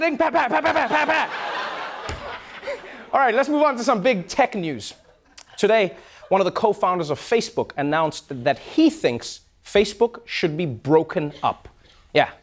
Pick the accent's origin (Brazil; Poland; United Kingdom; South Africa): South Africa; moved away; South Africa, my home country